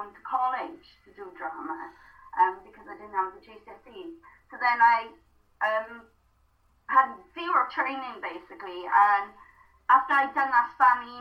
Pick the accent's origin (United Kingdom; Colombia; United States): United Kingdom; the Valleys, Wales; first language Welsh; English is a second language; growing up in the Valleys